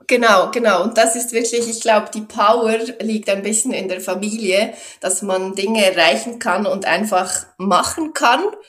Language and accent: German; Switzerland; first language Swiss German; bei uns in der Schweiz